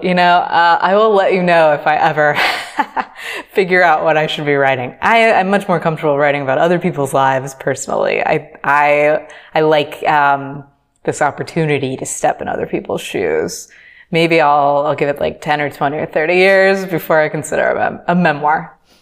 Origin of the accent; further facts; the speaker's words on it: United States; moved away as an adult; now in Dakar, Senegal; I'm American